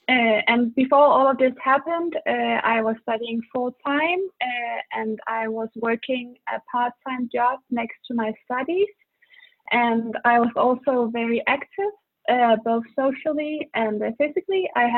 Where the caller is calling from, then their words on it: Denmark; English is a second language; I'm calling from Denmark.